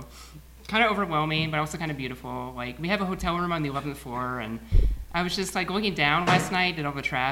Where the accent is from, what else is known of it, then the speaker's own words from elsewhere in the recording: Indianapolis, Indiana, United States; So we're from Indianapolis.